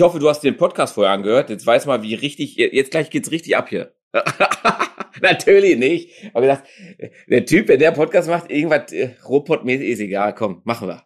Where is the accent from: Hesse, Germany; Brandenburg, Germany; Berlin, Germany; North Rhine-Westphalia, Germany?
North Rhine-Westphalia, Germany; Dortmund; ich bin ja auch Dortmunder, echter Dortmunder